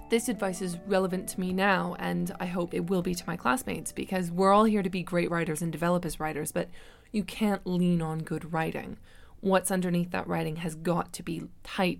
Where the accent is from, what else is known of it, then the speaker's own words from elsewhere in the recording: Vancouver, British Columbia, Canada; now in London, United Kingdom; I am originally from Vancouver in Canada, and I've been living in London